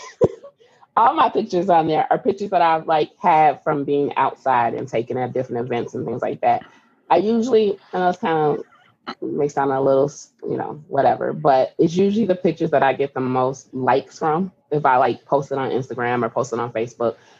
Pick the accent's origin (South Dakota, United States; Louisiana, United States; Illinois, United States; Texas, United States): Illinois, United States; Chicago; I'm from Chicago